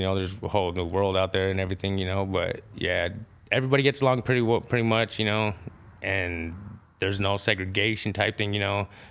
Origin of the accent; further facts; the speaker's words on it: Idaho, United States; I was born in Idaho, born and raised, you know, native side and my Mexican side